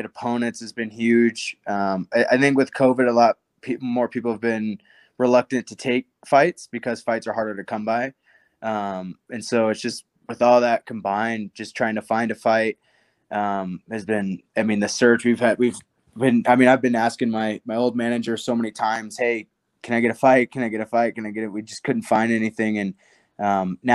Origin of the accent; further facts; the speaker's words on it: Nebraska, United States; I'm from Nebraska.